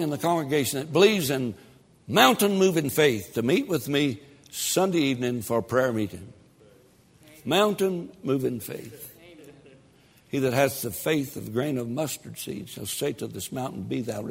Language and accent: English; Tennessee, United States; I'm from Tennessee